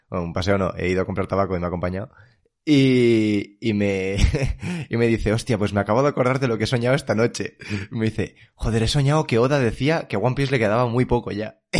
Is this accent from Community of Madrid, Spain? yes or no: yes; Leganés, Community of Madrid, Spain